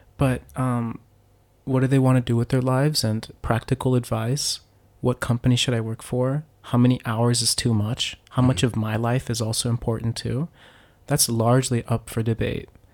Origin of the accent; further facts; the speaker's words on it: Miami, Florida, United States; moved away as an adult; also born or lived in Pennsylvania / Hokkaido, Japan; now in Japan; I'm originally from Miami, Florida